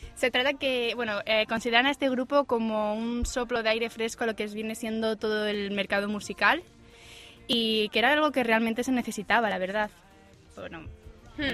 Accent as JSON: {"language": "Spanish", "region": "Asturias", "country": "Spain", "moved": "yes", "said": "yo como soy buena asturiana"}